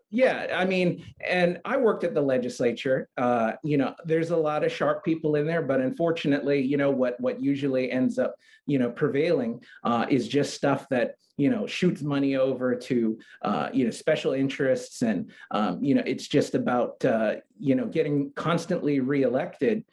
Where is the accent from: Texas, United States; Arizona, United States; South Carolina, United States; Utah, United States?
Texas, United States; San Antonio; now in Hawaii, United States; I spent about uh, 13 years growing up in San Antonio, Texas.